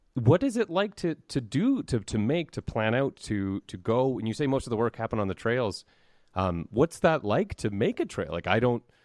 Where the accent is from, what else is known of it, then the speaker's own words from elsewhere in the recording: Peace Country, Canada; I was raised in the Peace Country